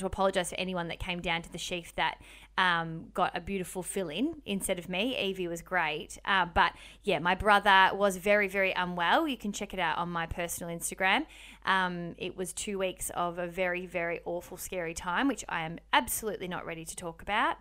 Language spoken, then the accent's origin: English; Melbourne, Victoria, Australia; now in Sydney, Australia; We are from Melbourne originally and live in Sydney